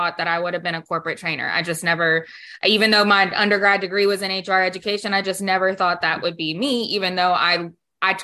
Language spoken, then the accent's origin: English; Baton Rouge, Louisiana, United States; I'm from Baton Rouge, Louisiana.